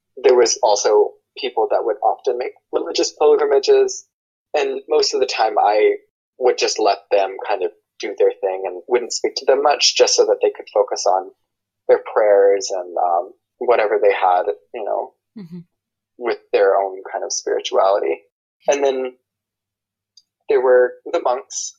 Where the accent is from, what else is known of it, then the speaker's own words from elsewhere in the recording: United States; I'm white I'm American I grew up Christian